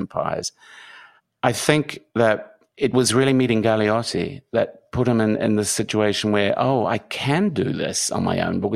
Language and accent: English; New Zealand; he called my accent Australian British, and I'm from New Zealand